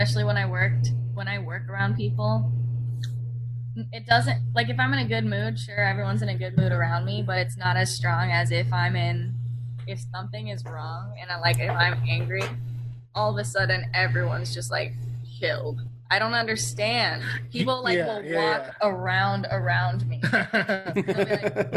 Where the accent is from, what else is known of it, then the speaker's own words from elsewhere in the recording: San Diego, California, United States; my hometown of San Diego